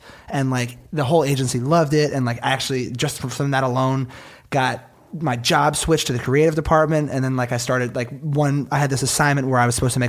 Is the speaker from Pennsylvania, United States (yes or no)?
yes; Philadelphia, Pennsylvania, United States